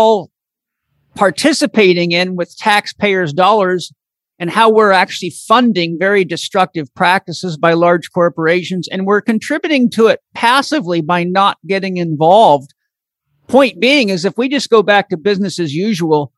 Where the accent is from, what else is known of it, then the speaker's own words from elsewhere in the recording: Comox Valley, Vancouver Island, British Columbia, Canada; Comox Valley Farmers Association, where I grew up on Vancouver Island